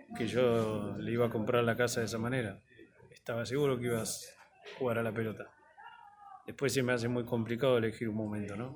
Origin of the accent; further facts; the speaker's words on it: Don Torcuato, Buenos Aires Province, Argentina; Yo nací en Don Torcuato, en un barrio normal